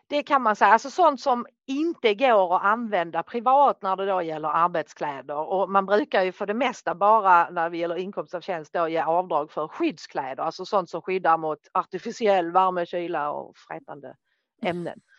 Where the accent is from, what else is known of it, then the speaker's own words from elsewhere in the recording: Norrland, Sweden; jag är norrlänning